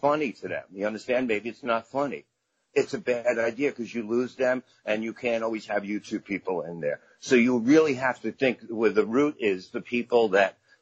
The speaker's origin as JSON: {"language": "English", "town": "New York City", "region": "New York", "country": "United States", "tie": "born or raised there", "also_born_or_lived": "Brooklyn", "said": "Very proud of Staten Island. Very great place to grow up."}